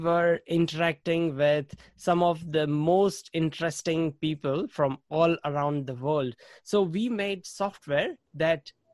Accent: India; moved away as an adult; now in New Zealand; I grew up in India and I studied computer science

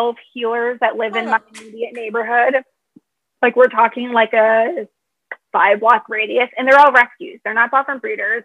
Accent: Michigan, United States; now in Chicago, United States; I'm from Michigan.

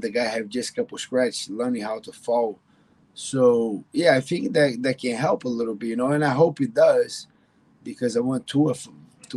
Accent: Brazil; moved away as an adult; now in Miami, United States; First fight was in Brazil in my hometown

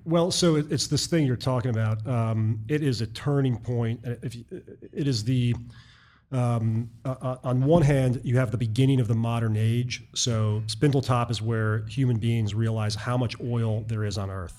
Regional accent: Baltimore, Maryland, United States; moved away as an adult; also born or lived in New York City / Boston / rural New York State / Texas; I was from Baltimore and I'd lived in the Northeast, uh, New York City, and Boston, and rural New York State

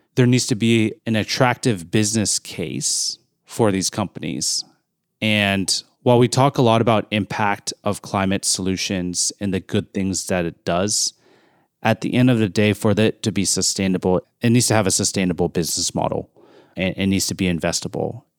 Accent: Bay Area, California, United States; moved away; I grew up in the Bay Area during the solar boom

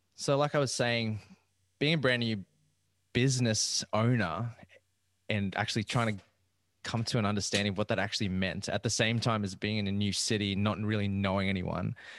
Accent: Rockhampton, Queensland, Australia; moved away as an adult; now in Brisbane, Australia; I actually moved down from Central Queensland. And i am from Rockhampton

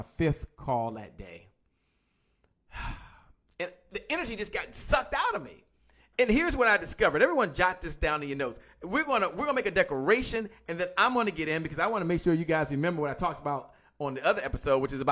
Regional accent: Washington, District of Columbia, United States; I'm from Washington, D.C., by the way, and I used to listen to a station called 93.9 WKYS KISS

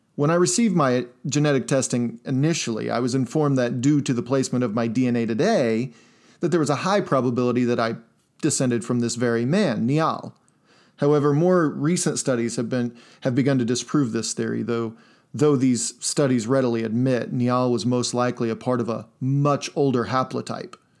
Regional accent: Indiana, United States; my home state of Indiana, here in the American Midwest

